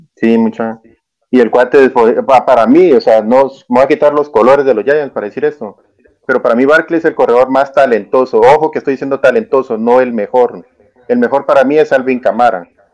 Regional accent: Santa Rosa, Guatemala; now in Santa Catarina Pinula, Guatemala; yo vivo, yo vivo en Santa Catarina Pinula, pero sí soy de Santa Rosa

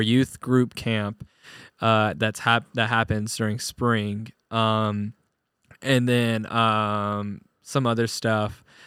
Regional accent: Searcy, Arkansas, United States; my hometown Searcy

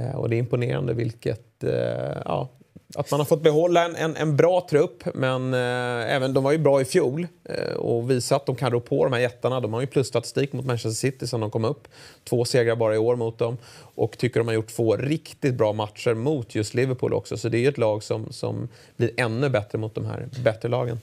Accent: Sweden

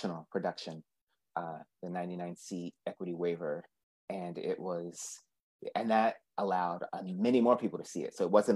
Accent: East Coast, United States; moved away; I'm from the East Coast

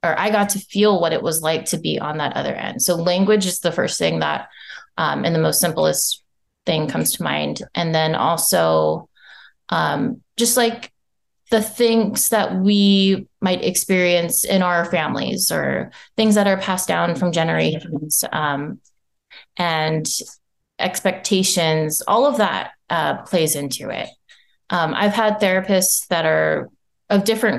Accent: United States; also born or lived in Japan; being Japanese American

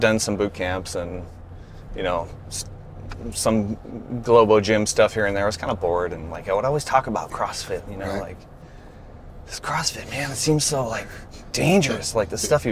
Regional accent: Southern California, United States; also born or lived in New York / Australia; I consider myself, you know, Southern Californian. I've been here since I was 11, you know, back in 81, dating myself here. Before that, born in New York, raised, you know, my dad moved around for work, so we lived in Australia for a little bit when I was a little kid.

